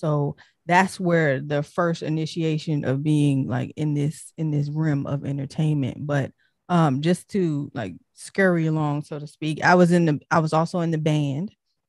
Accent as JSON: {"language": "English", "town": "Detroit", "region": "Michigan", "country": "United States", "said": "Cause I'm originally from Detroit. I was born in Detroit. So yes, Motown, Detroit."}